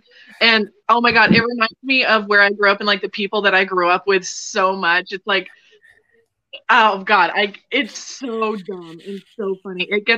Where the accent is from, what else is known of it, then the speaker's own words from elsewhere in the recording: Northeast Vermont, United States; Like I was born and raised in Northeast Vermont. like about 40 minutes from the Canadian border. So I have a lot of French influence. You know, my grandpa spoke French. I grew up speaking a lot of French. I learned French